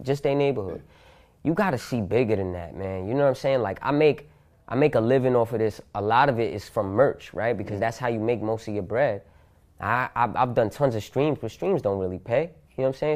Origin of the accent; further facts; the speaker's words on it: Yonkers, New York, United States; born and raised in Yonkers, New York, in the hood